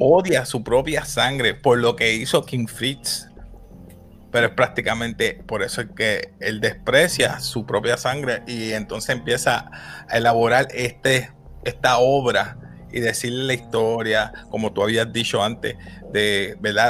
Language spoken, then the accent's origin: Spanish; Puerto Rico; como decimos puertorriqueño